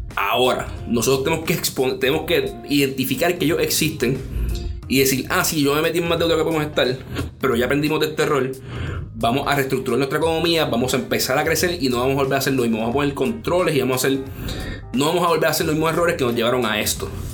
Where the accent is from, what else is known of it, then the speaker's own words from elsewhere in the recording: Puerto Rico; como puertorriqueños tenemos que unirnos